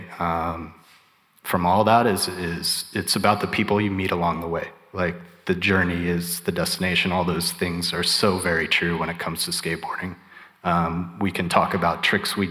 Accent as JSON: {"language": "English", "town": "Topeka", "region": "Kansas", "country": "United States", "tie": "born or raised there", "said": "I grew up in Topeka, Kansas"}